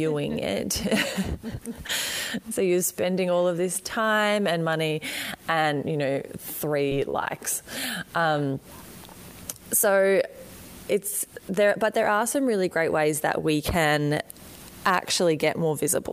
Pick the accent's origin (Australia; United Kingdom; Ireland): Australia; accent: Australian; as you can probably hear from my accent, I am right down the bottom in Australia